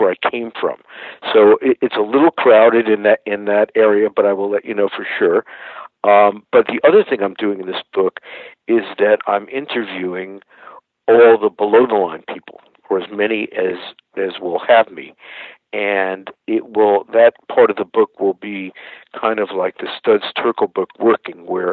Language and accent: English; New York, United States; being a New Yorker